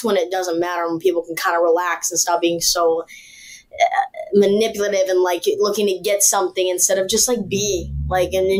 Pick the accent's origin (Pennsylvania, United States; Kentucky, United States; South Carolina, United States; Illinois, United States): Illinois, United States; Chicago; We're both from Chicago or Illinois